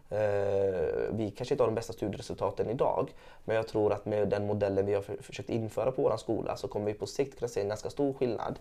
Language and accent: Swedish; Gothenburg, Västra Götaland, Sweden; jag är uppvuxen i Angered i Gårdsten